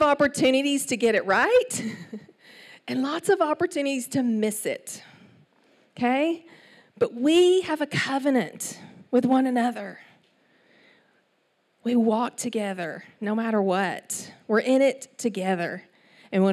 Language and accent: English; Palestine, Texas, United States; accent: East Texas; moved away as an adult; also born or lived in New York City; So I was born and raised in Palestine, Texas, 18,000 people